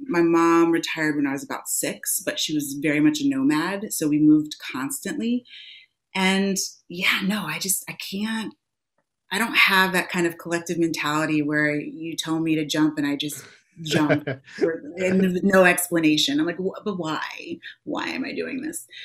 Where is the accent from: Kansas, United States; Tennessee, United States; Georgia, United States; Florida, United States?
Florida, United States; the panhandle of; also born or lived in England; I was born in England. I left when I was about four, and then I moved to the panhandle of Florida.